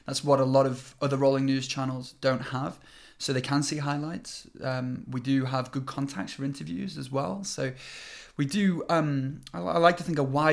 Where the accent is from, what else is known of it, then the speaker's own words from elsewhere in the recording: United Kingdom; now in China; I'm British